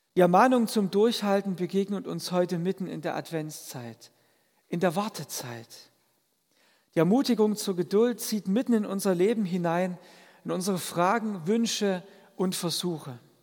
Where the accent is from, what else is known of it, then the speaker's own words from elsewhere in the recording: a village in the Vogtland, Germany; moved away; als Kind durfte ich dabei sein, wenn meine Großeltern das in meinem vogtländischen Heimatdorf gemacht haben